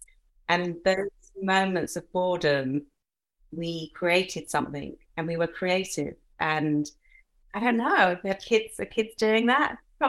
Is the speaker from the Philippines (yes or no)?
no; Nigeria; born there; I was born in Africa. So my dad is English. He always joked that he was just plain old Anglo-Saxon.